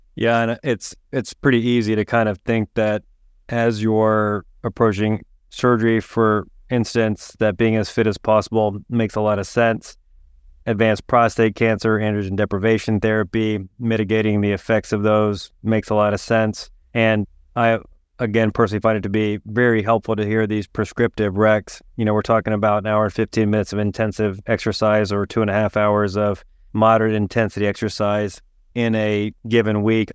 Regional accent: East Tennessee, United States; growing up in East Tennessee

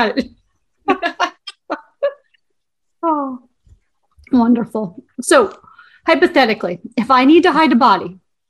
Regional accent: Northeast, United States; moved away; I'm from the Northeast, so originally when we came south

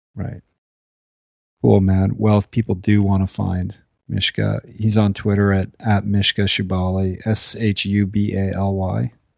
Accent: Boston, Massachusetts, United States; as a Bostonian

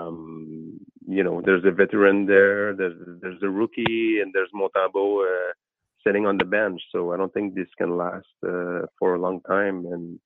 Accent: Val-des-Monts, Quebec, Canada; accent: French; my French accent

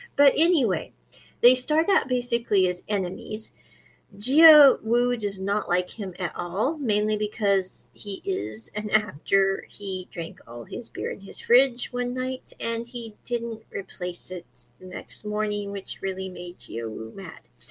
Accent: Midwest, United States; moved away; I came from the Midwest in America

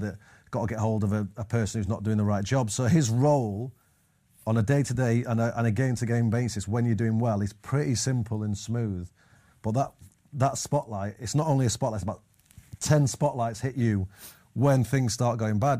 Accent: Manchester, North West England, United Kingdom; growing up in Manches-, Manchester

